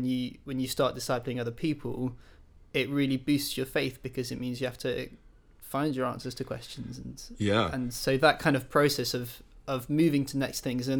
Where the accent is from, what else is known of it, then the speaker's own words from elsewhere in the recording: France; My dad's English, my mum's German, and I grew up in France.